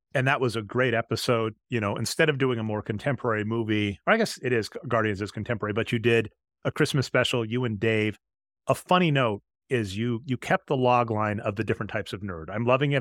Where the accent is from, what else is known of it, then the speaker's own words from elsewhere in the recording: Midwest, United States; I'm from the Midwest